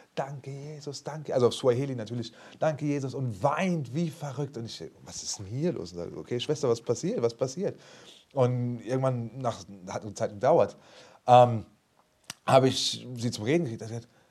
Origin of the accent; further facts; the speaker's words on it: Frankfurt, Hesse, Germany; ich bin aus Frankfurt